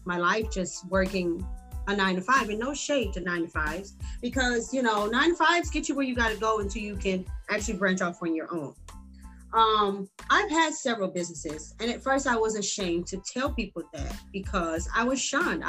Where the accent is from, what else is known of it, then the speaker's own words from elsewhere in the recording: Detroit, Michigan, United States; also born or lived in Ohio / Cincinnati / Kentucky; now in San Antonio, United States; I'm originally from Detroit, Michigan. I've lived everywhere. Ohio, Cincinnati, Kentucky, and now I am in San Antonio, Texas.